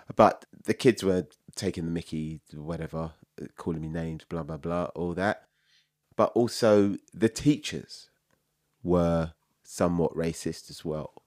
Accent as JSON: {"language": "English", "region": "London", "country": "United Kingdom", "tie": "born or raised there", "said": "I was born in London, in North London. My mum and dad we lived in Islington"}